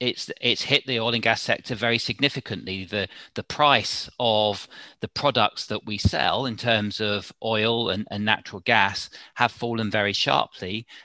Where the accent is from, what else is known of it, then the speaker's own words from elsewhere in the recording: South East England, United Kingdom; I sort of moved around. My father's job meant we moved around. But so I had no sort of fixed sort of place in London, but largely in Southern England, different parts of Southern England.